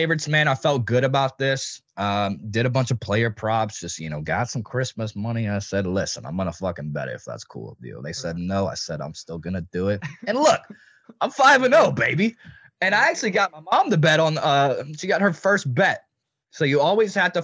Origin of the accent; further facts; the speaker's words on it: Tennessee, United States; we're from Tennessee.